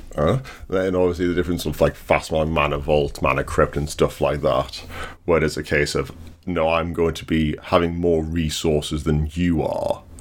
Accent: England, United Kingdom; we always get referred to as British? not English

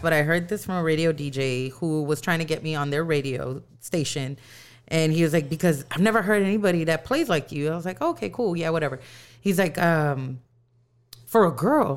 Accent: San Antonio, Texas, United States; I'm from San Antonio

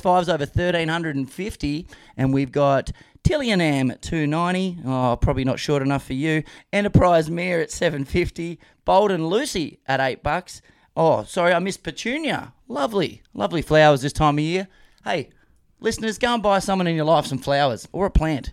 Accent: Queensland, Australia; As a Queenslander, as a cane toad licker

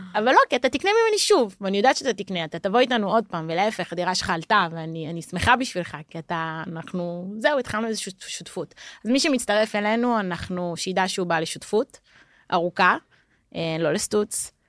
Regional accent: Jerusalem, Jerusalem District, Israel; moved away as an adult; also born or lived in Tel Aviv, Israel; now in Porto, Portugal; אני ירושלמית במקור

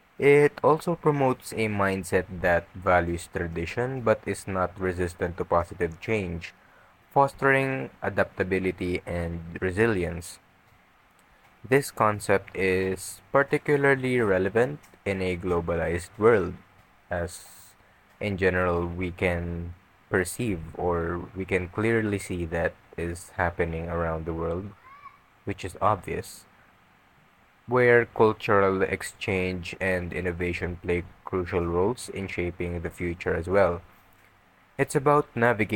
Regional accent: Philippines; us Filipinos

